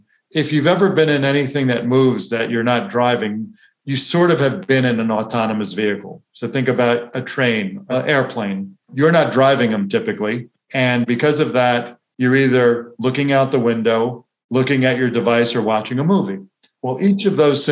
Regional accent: Florida, United States; I grew up in Florida where you'd park your car at the beach for 2 hours and you wouldn't be able to sit in it

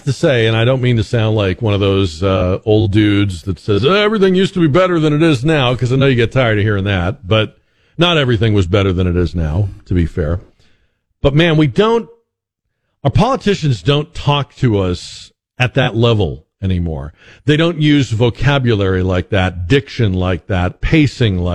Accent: Boston, Massachusetts, United States; I was growing up in Boston

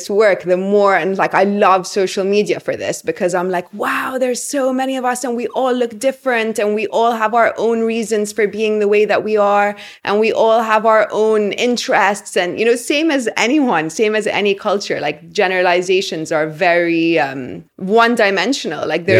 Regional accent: Egypt; remember I was living in London at the time and they were in America, I believe. And I said like, oh, I'm from Egypt.

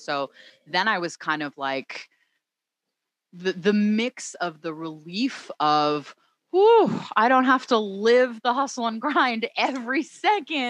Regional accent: Philadelphia, Pennsylvania, United States; moved away as an adult; also born or lived in Oakland, California; now in Los Angeles, United States; I'm from the Philadelphia area. I grew up that's in the Philadelphia right. suburbs

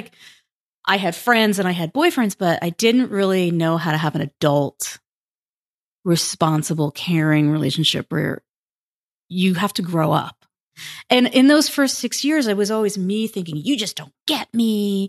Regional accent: United States; And I'm from New York, New Jersey, 3 kids.

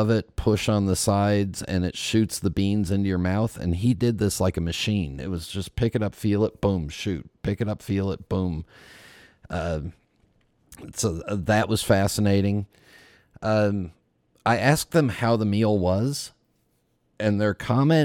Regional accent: United States; I'm an American.

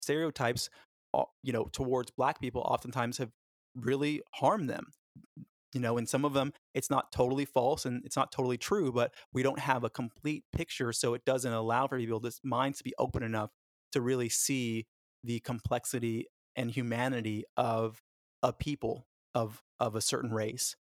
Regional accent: Los Angeles, California, United States; born or raised there; also born or lived in Florida / Jamaica

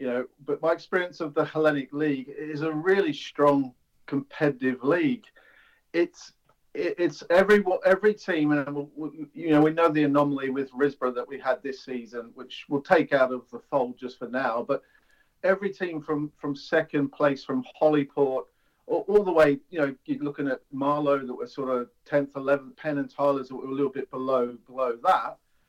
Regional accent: Melbourne, Victoria, Australia; moved away as an adult; now in England; Yeah, so I grew up in Australia. I came to England in 1997 just to have a holiday, play a bit of football.

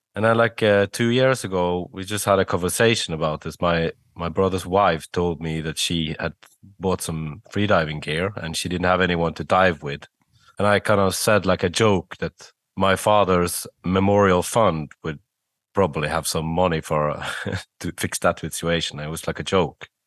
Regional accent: Bergen, Vestland, Norway; from my hometown of Bergen

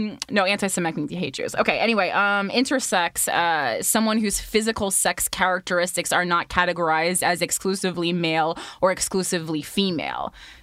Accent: New Jersey, United States; I'm from New Jersey

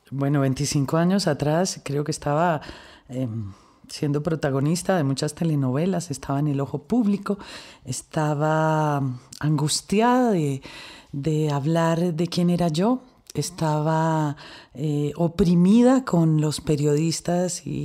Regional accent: Colombia; yo soy actriz, yo soy una mujer, yo soy colombiana, yo soy brava

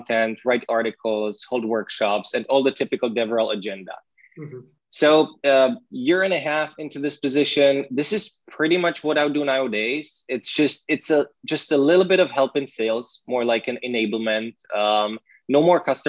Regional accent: Brno, South Moravian Region, Czechia; English is a second language; my hometown in Brno

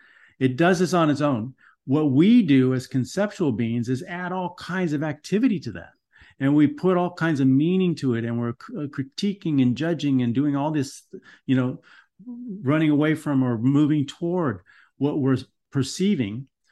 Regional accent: Los Angeles, California, United States; I grew up in Los Angeles in Van Nuys, you know, where there was riots, there were people were beating up on everybody.

